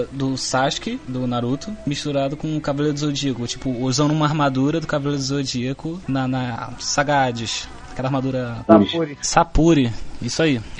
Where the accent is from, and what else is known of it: Rio de Janeiro, Brazil